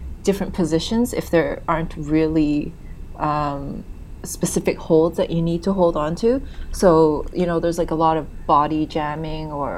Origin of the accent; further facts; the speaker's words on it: Canada; moved away as an adult; also born or lived in Hong Kong; I'm originally from Canada. I was born and raised there